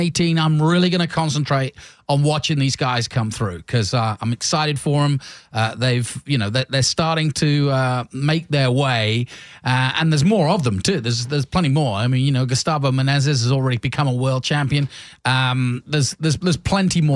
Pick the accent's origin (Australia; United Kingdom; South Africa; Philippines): United Kingdom; England; now in United States; when I was growing up in England